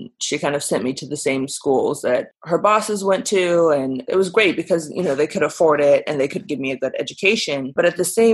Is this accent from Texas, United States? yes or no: no; Burbank, California, United States; I was born and raised in California, Southern California, but I really grew up in Burbank